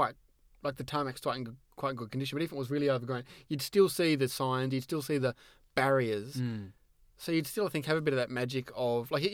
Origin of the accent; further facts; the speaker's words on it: Tasmania, Australia; from my home state, Longford